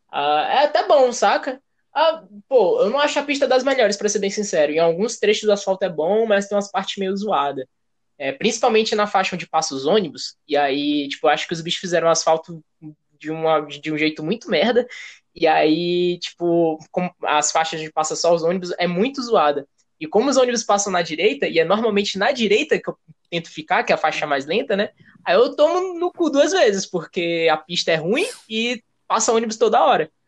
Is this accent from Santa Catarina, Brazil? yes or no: no; Salvador, Bahia, Brazil; also born or lived in Rio de Janeiro / Manaus; eu nasci no Rio, aí eu fiquei, tipo, até os meus, sei lá, dois anos de idade no Rio. Aí eu voltei para Salvador. Minha família toda é de lá.